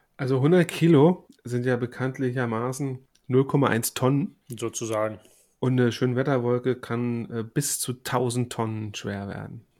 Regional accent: Germany; bei uns in Deutschland

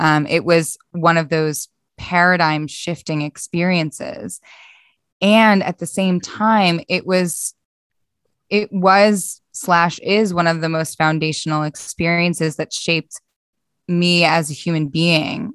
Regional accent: Philadelphia, Pennsylvania, United States; moved away; also born or lived in Boston; so I'm originally from Philadelphia in the States

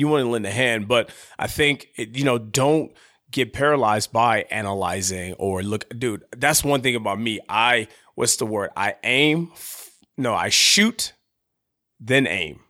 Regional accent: San Diego, California, United States; moved away; I call my hometown, San Diego

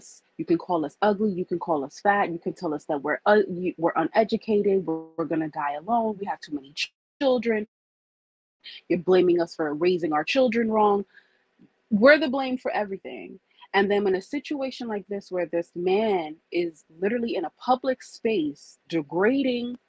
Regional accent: United States; we're first born American. So we were born here.

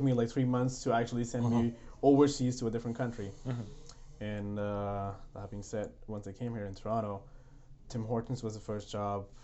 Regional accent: India; English is a second language; moved away as an adult; now in Canada; I was in India, I had my education all in English

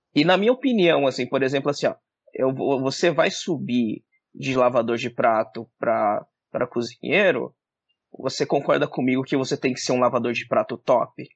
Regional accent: Jacareí, São Paulo, Brazil; moved away as an adult; also born or lived in United States; eu sou de Jacareí, sou do interior de São Paulo

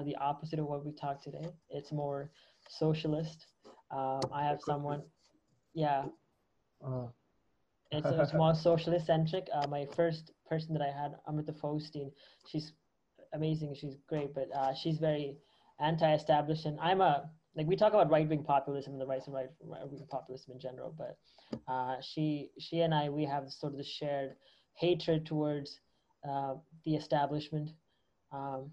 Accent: Canada; I'm originally from Canada.

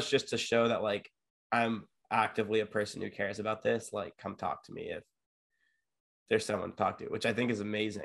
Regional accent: San Diego, California, United States; I grew up in San Diego, California with a beach 5 minutes away from me

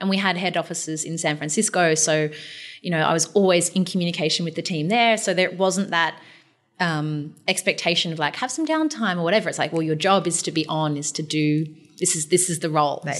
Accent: Newcastle, New South Wales, Australia; moved away as an adult; also born or lived in Melbourne; I grew up in Newcastle in New South Wales

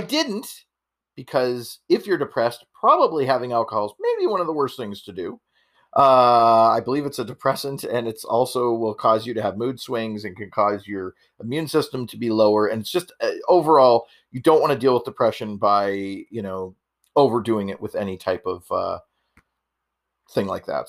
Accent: Canada; I'm Canadian

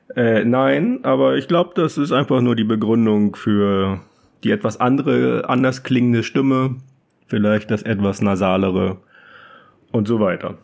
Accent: Germany; moved away as an adult; als Deutscher

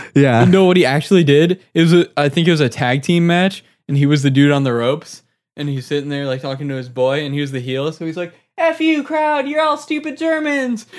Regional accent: United States; I'm an American

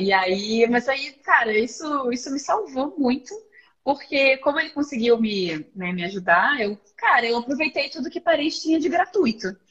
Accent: Nova Iguaçu, Rio de Janeiro, Brazil; also born or lived in Niterói; eu sou natural de Nova Iguaçu, nasci e criada por lá

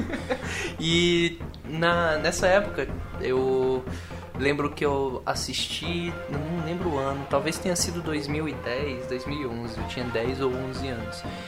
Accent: Juazeiro do Norte, Ceará, Brazil; now in Curitiba, Brazil; eu sou de Juazeiro do Norte, mas eu tô morando aqui agora

